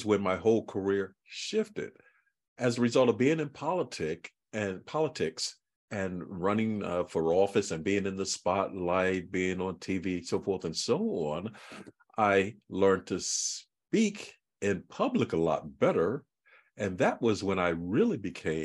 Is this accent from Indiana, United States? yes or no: no; Philadelphia, Pennsylvania, United States; I grew up in Philadelphia, North Philadelphia